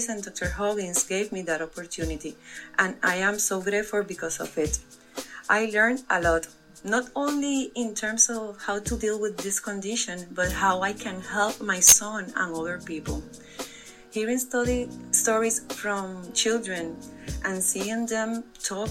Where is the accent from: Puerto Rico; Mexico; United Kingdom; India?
Puerto Rico; first language Spanish; English is a second language; I'm from Puerto Rico.